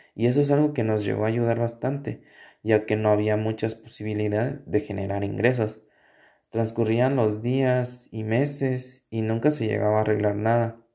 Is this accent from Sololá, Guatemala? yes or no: yes; Sololá, Guatemala; yo soy de Sololá y vivo a las orillas del lago